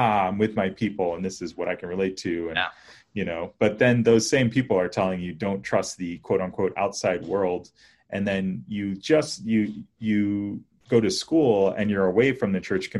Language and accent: English; Tarrytown, New York, United States; also born or lived in Washington, D.C.; when I was like 3, we moved to New York, Tarrytown, New York